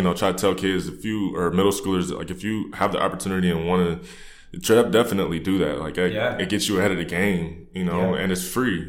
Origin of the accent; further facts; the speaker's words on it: Canton, Ohio, United States; moved away as an adult; I born and raised in Canton, Ohio, which is, you know, the Hall of Fame city for football.